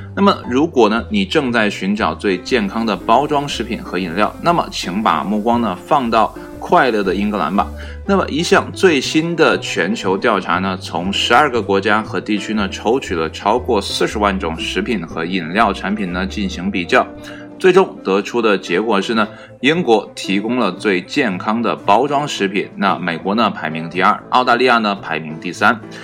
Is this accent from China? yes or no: yes; China; 这跟我们中国人的饮食呢，息息相关